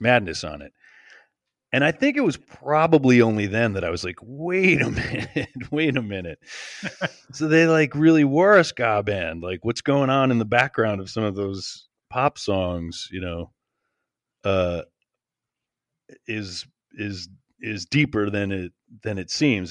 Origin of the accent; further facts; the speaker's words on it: United States; being American